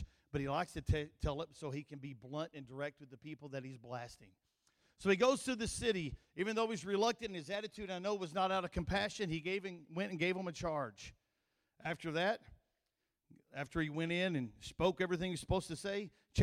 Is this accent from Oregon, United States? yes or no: no; Kentucky, United States; accent: country; He knew I was from Kentucky. My nickname in college was Kentucky